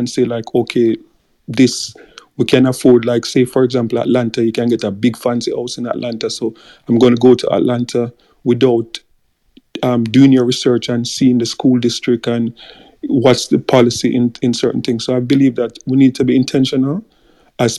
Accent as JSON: {"language": "English", "country": "Jamaica"}